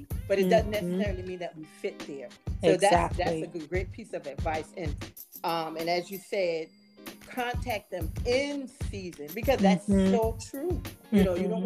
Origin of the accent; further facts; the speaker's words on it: South Carolina, United States; here in my home state of South Carolina